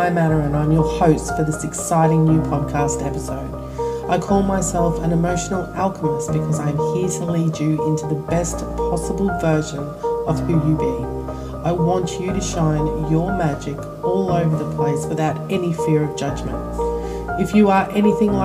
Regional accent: Australia; I'm Australian.

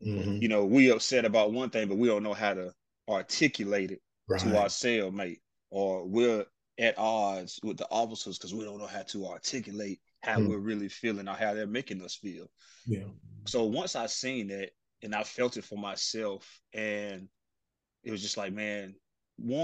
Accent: Spartanburg, South Carolina, United States; I'm from South Carolina, specifically Spartanburg, South Carolina.

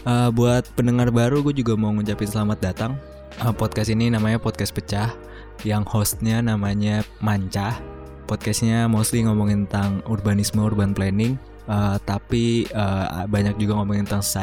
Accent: Jakarta, Indonesia; terus gue juga orang Betawi kan uh, kalau lamaran apa segala macam ya

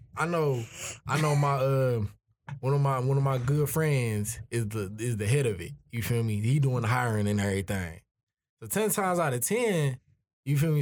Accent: Michigan, United States; I'm from South of Michigan

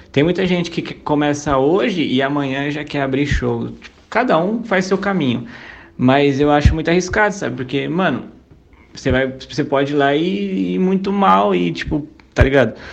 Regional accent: Suzano, São Paulo, Brazil; Eu sou de Suzano, mas eu passo mais tempo em Mogi.

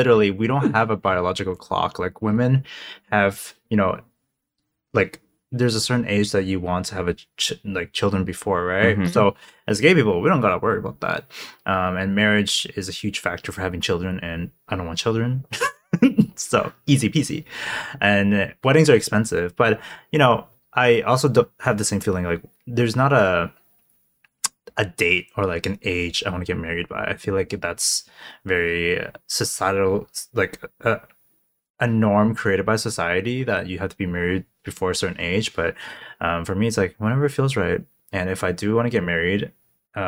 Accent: Hong Kong; moved away; I'm from Hong Kong.

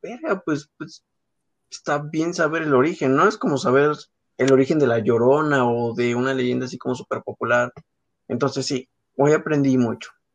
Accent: northern Mexico, Mexico; como buen mexicano, como buenos mexicanos

